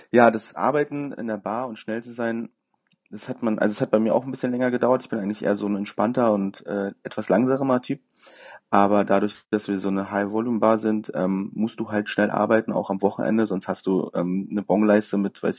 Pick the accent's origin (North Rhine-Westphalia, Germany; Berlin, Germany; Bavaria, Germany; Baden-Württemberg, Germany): Berlin, Germany; Genau, ich bin ein richtiger Berliner.